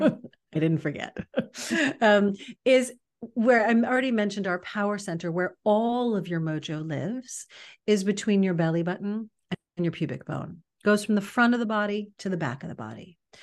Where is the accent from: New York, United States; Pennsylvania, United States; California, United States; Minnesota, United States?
New York, United States; New York City; now in Los Angeles, United States; I'm from New York City originally. Now I, I've lived in Los Angeles a long time